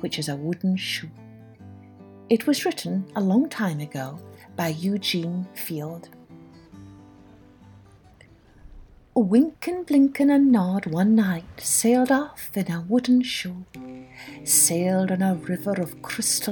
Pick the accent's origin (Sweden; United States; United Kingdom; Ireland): United Kingdom; Scotland; I grew up in Scotland, which is an island, and so I was always surrounded by the sea.